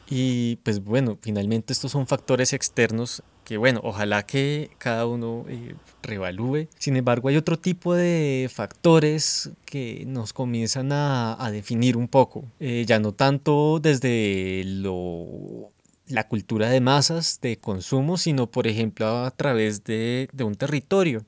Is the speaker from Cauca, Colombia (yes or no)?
no; Bogotá, Colombia; como bogotano disfrutamos tal vez más eh, expresiones de Estados Unidos que de Villavicencio